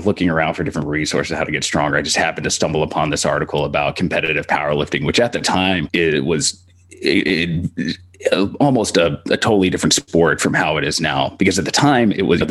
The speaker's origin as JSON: {"language": "English", "region": "Texas", "country": "United States", "tie": "born or raised there", "said": "growing up in Texas and going to a big high school"}